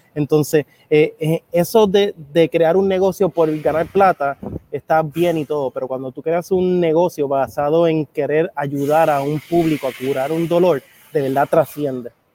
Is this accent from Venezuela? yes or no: no; Puerto Rico; also born or lived in Argentina; soy hijo de un dominicano y una mujer puertorriqueña, aunque nací y me crié aquí en Puerto Rico.